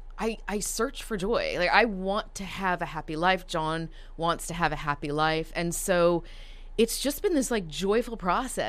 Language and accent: English; Dallas, Texas, United States; also born or lived in Toronto, Canada; I have lived here since I was about 5.5, 6 years old